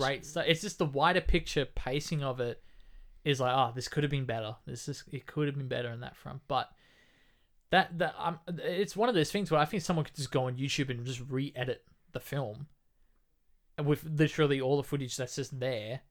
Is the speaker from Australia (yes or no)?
yes; Australia; We're Australian